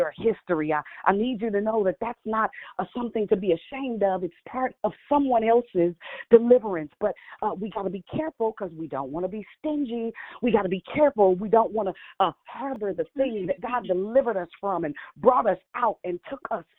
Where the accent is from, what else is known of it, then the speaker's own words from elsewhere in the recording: Richmond, United States; I'm from Richmond